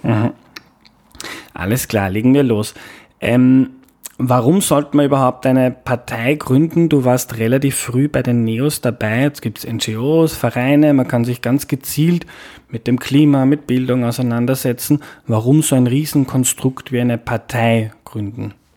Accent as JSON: {"language": "German", "region": "Lower Austria", "country": "Austria", "said": "ich komme aus Niederösterreich"}